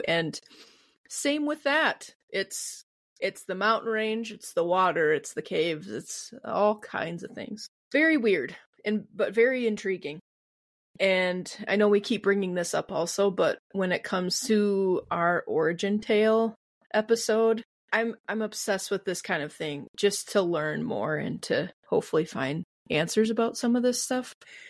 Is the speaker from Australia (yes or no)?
no; Midwest, United States; I'm from the Midwest. I have a weird way of saying things.